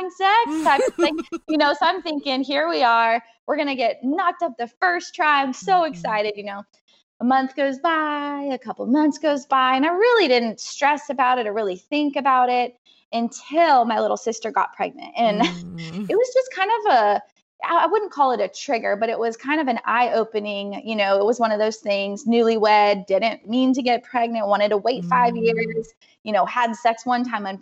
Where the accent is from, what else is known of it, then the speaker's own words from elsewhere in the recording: California, United States; moved away; I'm from California